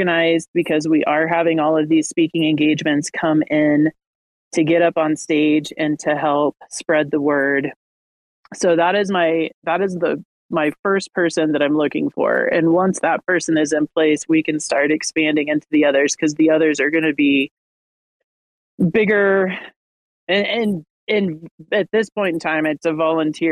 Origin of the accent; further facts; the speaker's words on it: Kansas, United States; I am from Kansas and have a lot of family in the South